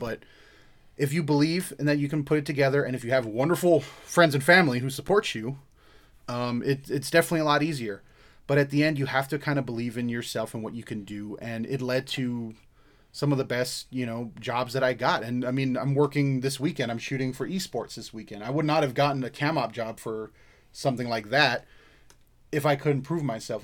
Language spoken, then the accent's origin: English; Hawaii, United States; moved away; I'm not Samoan. I'm not Hawaiian. I grew up in Hawaii